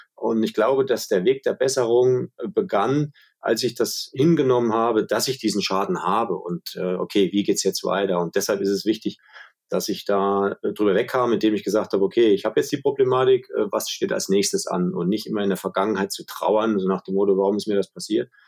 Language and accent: German; Schmalkalden, Thuringia, Germany; bei uns in meiner Heimatstadt, wo ich geboren wurde, in Schmalkalden